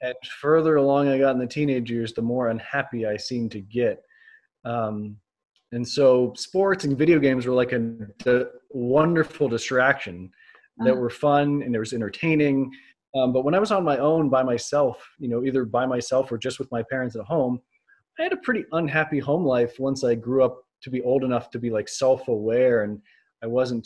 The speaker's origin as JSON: {"language": "English", "region": "North Carolina", "country": "United States", "tie": "born or raised there", "said": "I grew up on the East Coast in North Carolina"}